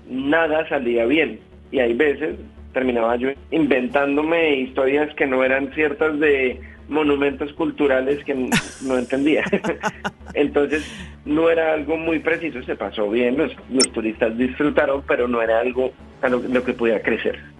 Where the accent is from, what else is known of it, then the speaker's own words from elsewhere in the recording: Colombia; moved away; decidí devolverme y mudarme a Colombia